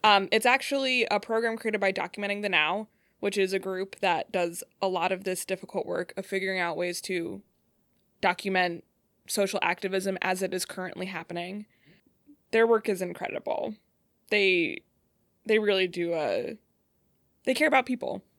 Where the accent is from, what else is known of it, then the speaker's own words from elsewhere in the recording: Cleveland, Ohio, United States; moved away as an adult; also born or lived in Colorado / Michigan; now in Detroit, United States; I'm from Cleveland area. Uh, that's where I grew up.